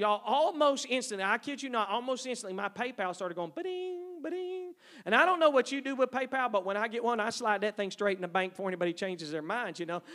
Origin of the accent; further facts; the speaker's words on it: East Texas, United States; moved away; I grew up in East Texas, three sisters.